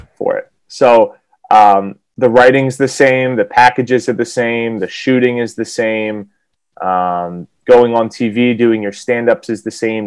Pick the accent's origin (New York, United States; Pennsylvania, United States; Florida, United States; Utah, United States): Pennsylvania, United States; Philadelphia; moved away as an adult; also born or lived in Wisconsin / Connecticut; I'm from Philadelphia